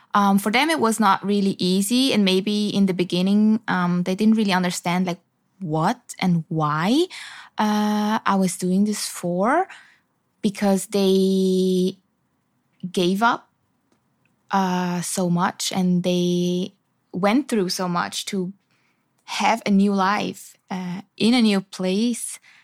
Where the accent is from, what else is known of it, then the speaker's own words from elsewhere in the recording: Zurich, Switzerland; first language Swiss German; English is a second language; moved away as an adult; now in Ho Chi Minh City, Vietnam; I grew up in Switzerland, in Zurich